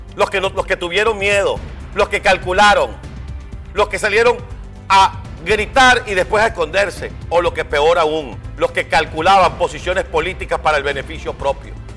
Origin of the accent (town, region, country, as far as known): Venezuela; now in United States